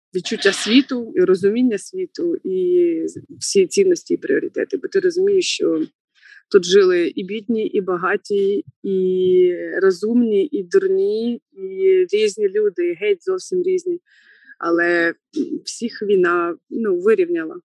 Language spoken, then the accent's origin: Ukrainian; Znamianka, Kirovohrad Oblast, Ukraine; moved away as an adult; now in Kharkiv, Ukraine; Я родом з Кіровоградської області, міста Знам'янка, і це центральна Україна